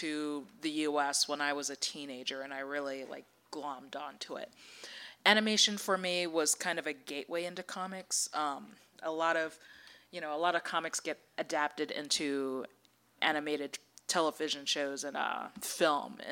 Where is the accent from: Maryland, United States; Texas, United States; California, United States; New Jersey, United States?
Maryland, United States; moved away; I grew up in Maryland